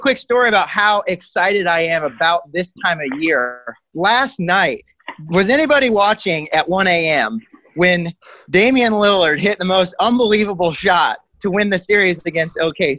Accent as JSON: {"language": "English", "town": "Indianapolis", "region": "Indiana", "country": "United States", "tie": "born or raised there", "said": "he left the Pacers in my hometown"}